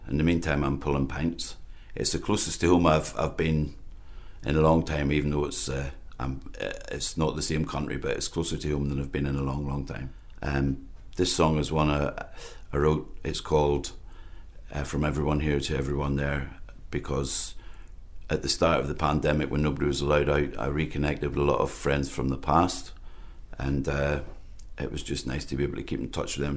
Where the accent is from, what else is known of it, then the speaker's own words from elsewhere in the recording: Ballymena, Northern Ireland, United Kingdom; moved away as an adult; now in Islay, United Kingdom; originally from Ballymena in County Antrim. I've lived in Islay for about a month now